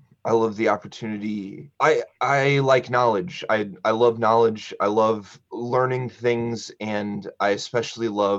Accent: Champaign, Illinois, United States; I was born in Champaign-Urbana, and my mother is the drama director at Champaign Central High School. And I went to Champaign Central High School.

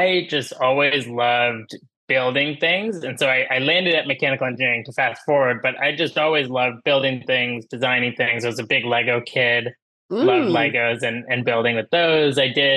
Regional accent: Munster, Indiana, United States; So I grew up in a bit of a funky spot in Northwest Indiana called Munster, a small town

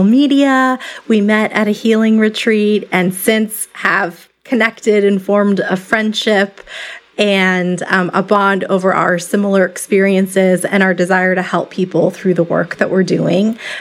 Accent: Tucson, Arizona, United States; my hometown of Tucson, Arizona

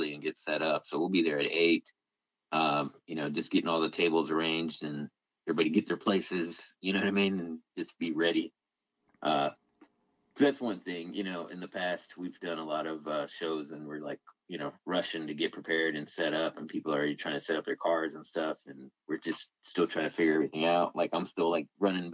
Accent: Denton, Texas, United States; it's back in Denton again, my hometown

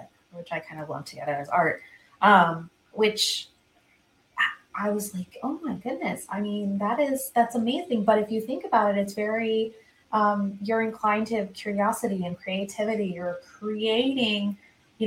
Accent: Southern California, United States; now in Washington, D.C., United States; Southern California

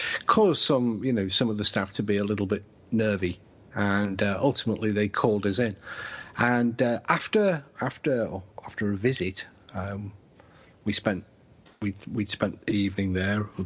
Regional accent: England, United Kingdom; we're English

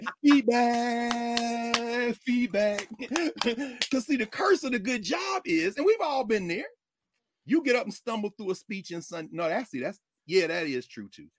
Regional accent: the South, United States; I grew up in the South.

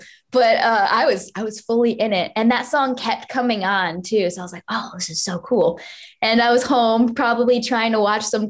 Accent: Connecticut, United States; now in Los Angeles, United States; Connecticut was actually really good. I think when I lived in Connecticut, I actually played more live shows than I ever did anywhere else.

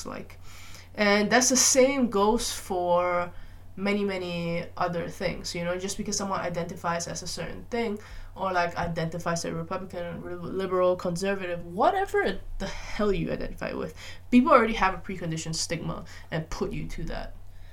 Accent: Malaysia; I grew up in Malaysia

